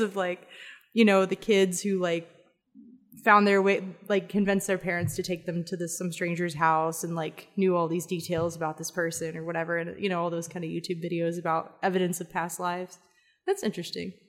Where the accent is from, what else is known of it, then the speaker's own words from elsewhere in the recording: Atlanta, Georgia, United States; moved away as an adult; also born or lived in Mentone, Alabama / Ireland; now in Texas, United States; I grew up as much in Atlanta and Decatur a, as I did in Alabama